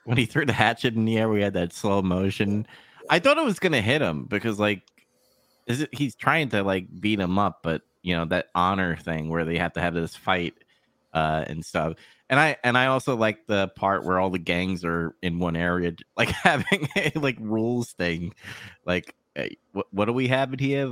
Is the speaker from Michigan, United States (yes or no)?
no; New York, United States; I'm from New York